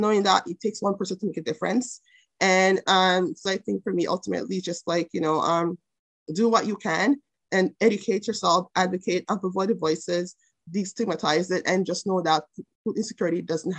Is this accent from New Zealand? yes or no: no; Jamaica; moved away; I grew up in Jamaica with a mom, single mom